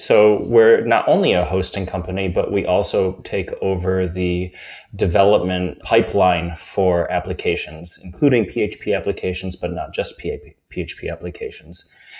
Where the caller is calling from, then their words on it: Cologne, North Rhine-Westphalia, Germany; And I'm calling from the now dark city of Cologne, where I'm at our brand new WeWork.